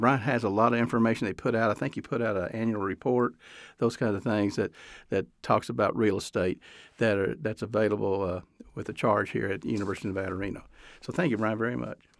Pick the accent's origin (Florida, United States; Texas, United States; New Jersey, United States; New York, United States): Texas, United States; now in Reno, United States; I grew up in Texas